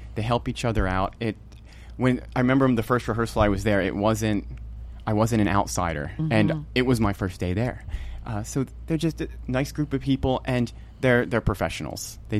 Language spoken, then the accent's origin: English; near Rehoboth Beach, Delaware, United States; also born or lived in Lebanon Valley College, Pennsylvania; now in Pennsylvania, United States; I grew up in Delaware down near Rehoboth Beach.